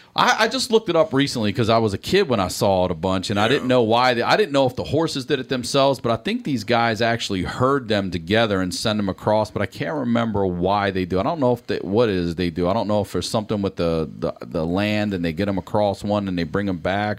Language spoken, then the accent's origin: English; Baltimore, Maryland, United States; accent: Baltimore; moved away as an adult; now in Los Angeles, United States; Baltimore's got its own accent too. The way a hardcore Baltimore, like it blew me away when I moved to California and everybody kept saying I sounded Southern